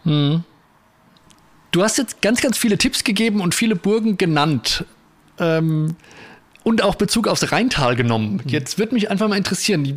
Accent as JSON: {"language": "German", "region": "Spessart", "country": "Germany", "said": "bei uns im Spessart"}